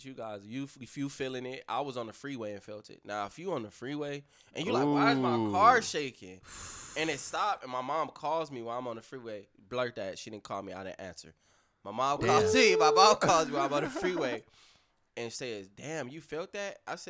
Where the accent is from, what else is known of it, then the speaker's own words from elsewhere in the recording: West Coast, United States; People hate me for this shit because I'm from the West Coast.